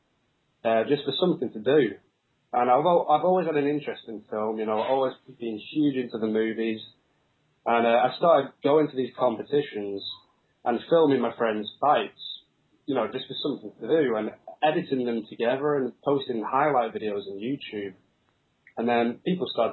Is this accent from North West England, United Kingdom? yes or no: yes; Preston, North West England, United Kingdom; I'm actually originally from Preston, which is near Manchester in northwest England.